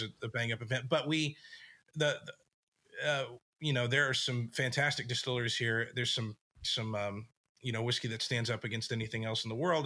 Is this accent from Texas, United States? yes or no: yes; West Texas, United States; moved away as an adult; also born or lived in Nashville; I grew up in West Texas, tiny little town